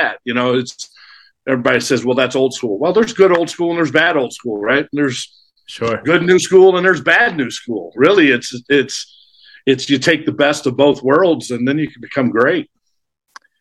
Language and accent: English; St. Louis, Missouri, United States; moved away as an adult; also born or lived in Arizona / Riverside, California / Alaska; I grew up in St. Louis, state of misery, as I call it.